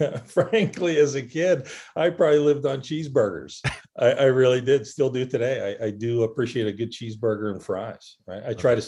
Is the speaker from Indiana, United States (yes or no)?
no; Pittsburgh, Pennsylvania, United States; I grew up in a small suburb outside of Pittsburgh, Pennsylvania, right? So kind of a blue-collar upbringing, very much so, right? When I was growing up in Pittsburgh, it was still very much an industrial city.